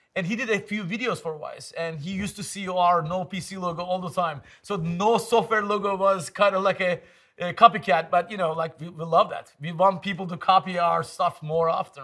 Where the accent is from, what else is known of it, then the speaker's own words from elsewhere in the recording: Istanbul, Turkey; English is a second language; moved away as an adult; also born or lived in Ankara / Germany; now in San Francisco, United States; growing up in Istanbul, born in Ankara.